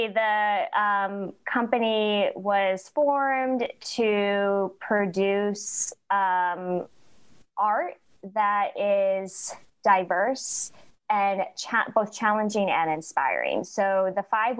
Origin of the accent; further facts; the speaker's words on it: upstate New York, United States; moved away as an adult; now in Mississippi, United States; I am originally from upstate New York, so very far away from Jackson originally, but I moved to the area to work at Alcorn State University